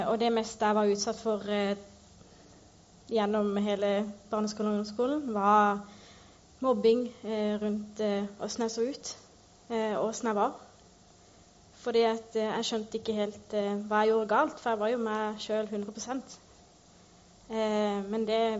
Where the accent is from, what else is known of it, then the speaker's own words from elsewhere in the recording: Northern Norway, Norway; Jeg kommer egentlig fra Nord-Norge, så jeg bare bytta med dialekter.